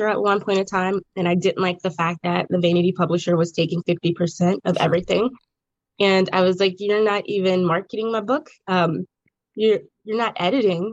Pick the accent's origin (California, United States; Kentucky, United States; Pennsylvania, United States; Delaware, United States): Pennsylvania, United States; Braddock; I actually requested to be in my hometown